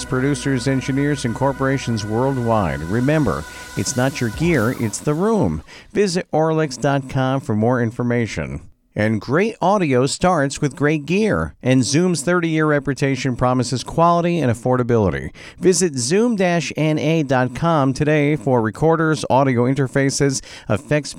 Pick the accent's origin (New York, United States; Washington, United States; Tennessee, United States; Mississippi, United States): New York, United States; Long Island; I'm from Long Island, New York, hence the accent a little bit